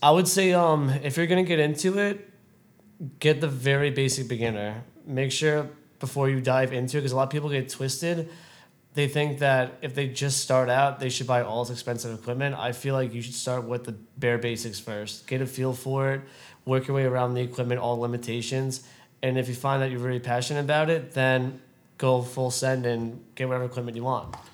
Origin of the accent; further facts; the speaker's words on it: Brentwood, New York, United States; growing up in Brentwood, it was a great experience. I met a lot of good people here, and I still have a lot of childhood friends